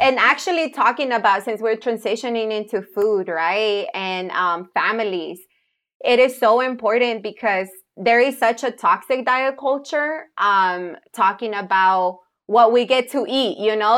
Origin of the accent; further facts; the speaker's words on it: Jalisco, Mexico; moved away; I'm a tapatía. I grew up in Jalisco